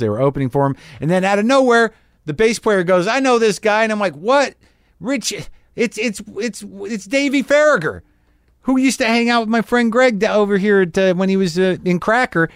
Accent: United States; I'm an American abroad

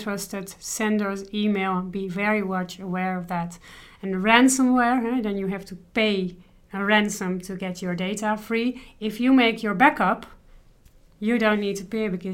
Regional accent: Netherlands; I'm from Holland

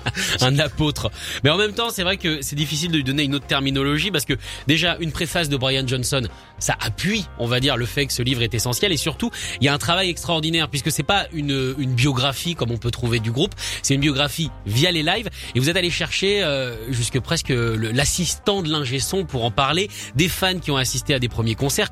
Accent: France; nous en tant que Français

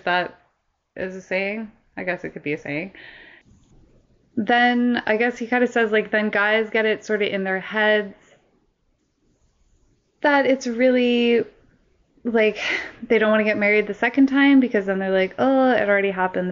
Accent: Canada; as a Canadian

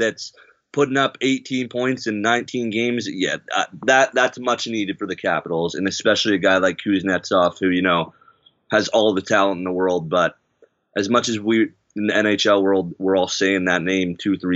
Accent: Canada; I'm a Canadian

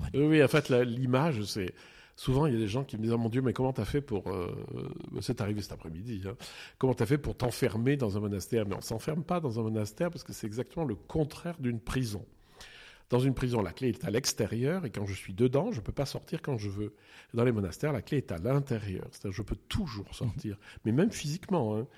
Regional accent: eastern France, France; moved away; also born or lived in Geneva; quand j'étais jeune, on était dans l'Est de la France

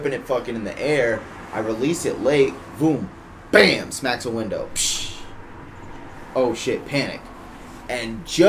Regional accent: Worcester, Massachusetts, United States; my experience growing up in Worcester

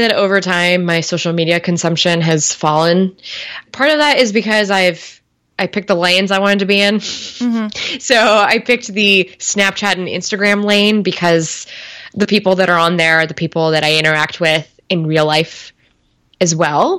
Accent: Bay Area, California, United States; I grew up in the Bay Area

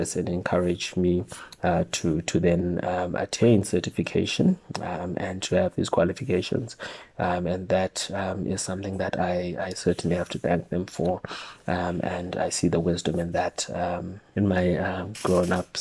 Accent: Bulawayo, Zimbabwe; first language Ndebele; English is a second language; moved away as an adult; now in Cape Town, South Africa; I'm originally from Bulawayo, the second city in Zimbabwe, and I have been living in Cape Town for the past 15 years or so now.

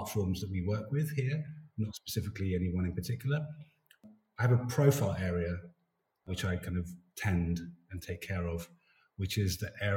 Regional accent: London, United Kingdom; moved away as an adult; now in Stockholm, Sweden; I grew up in South London, around a lot of Jamaicans in that part of London, Elephant Castle

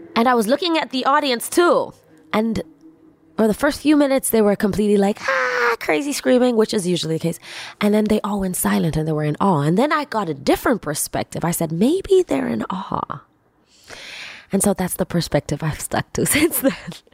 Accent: Tanzania; I come from, I come from Tanzania. I come from East Africa.

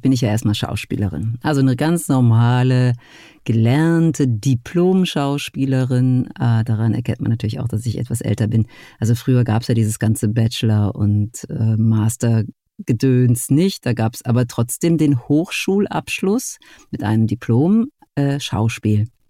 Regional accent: near Essen, North Rhine-Westphalia, Germany; nicht sehr weit von meinem Geburtsort entfernt

